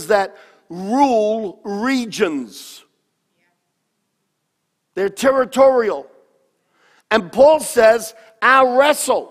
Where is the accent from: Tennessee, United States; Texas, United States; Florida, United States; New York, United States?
New York, United States; I grew up in New York. I mean, we played tackle on the cobblestone streets of New York